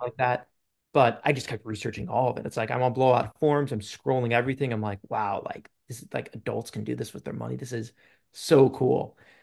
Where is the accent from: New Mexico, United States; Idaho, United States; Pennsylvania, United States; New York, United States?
New York, United States; Long Island; I'm from Long Island, New York